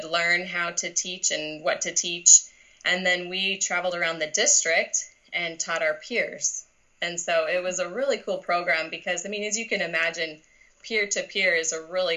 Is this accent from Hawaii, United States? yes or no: no; Seattle, Washington, United States; now in Roseburg, United States; I'm from the Seattle area